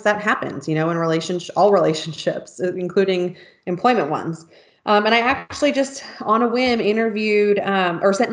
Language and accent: English; California, United States; moved away; also born or lived in Honolulu, Hawaii; I grew up in California. So I am, started out as a West Coast girl